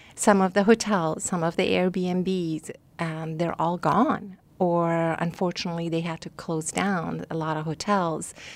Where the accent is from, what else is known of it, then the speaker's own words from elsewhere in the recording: Iran; also born or lived in Rochester; now in Scottsdale, United States; I'm from Iran